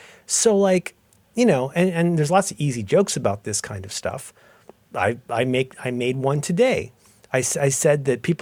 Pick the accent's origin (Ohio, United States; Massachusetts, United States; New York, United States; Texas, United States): Ohio, United States; I was a little sad because I'm a Protestant from Ohio and that's my role in life.